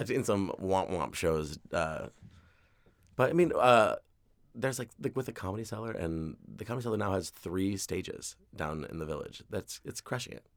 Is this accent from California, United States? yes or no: no; New York City, New York, United States; I grew up in Queens. Like, I live in Queens